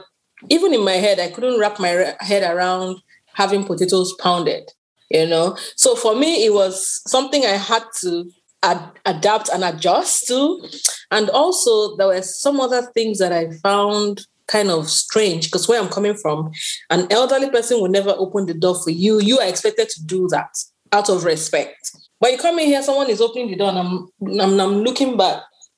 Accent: South, Nigeria; We have the South. And I am from the South. Christine is from the eastern part of Nigeria. So we speak different languages, but we all unite with our Pidgin English.

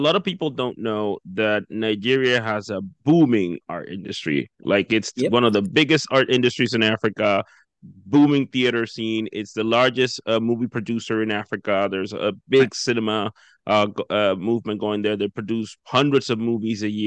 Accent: Dominican Republic; now in New Brunswick, Canada; I'm originally from the Dominican Republic

